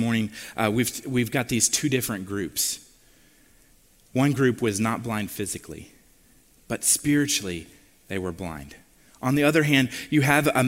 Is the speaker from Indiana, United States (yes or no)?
yes; West Lafayette, Indiana, United States; I'm from Lafayette, West Lafayette, Indiana.